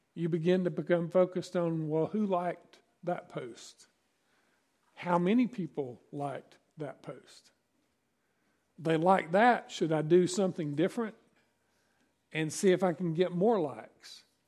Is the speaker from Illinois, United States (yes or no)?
no; East Tennessee, United States; also born or lived in Virginia; I grew up in East Tennessee and, and the mountains of, uh, Virginia.